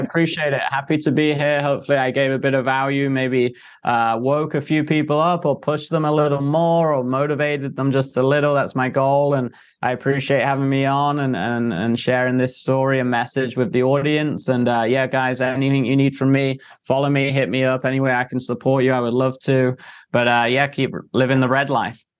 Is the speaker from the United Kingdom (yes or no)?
yes; England, United Kingdom; moved away; I came from England, very Victorian, like old times